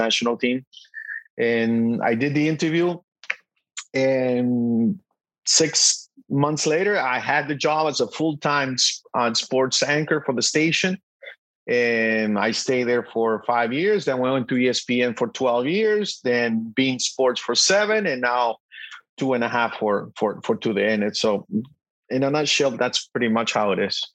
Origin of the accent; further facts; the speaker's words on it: El Salvador; moved away; also born or lived in Boston; as a little kid growing up in El Salvador